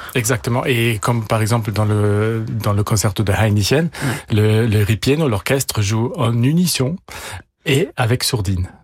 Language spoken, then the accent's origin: French; Italy; first language German; French is a second language; also born or lived in Austria / England; now in Paris, France; j'ai la nationalité italienne. Euh, ma langue maternelle, c'est l'allemand. Euh, j'ai étudié euh, en Autriche et en Angleterre. depuis 20 ans, je vis à Paris.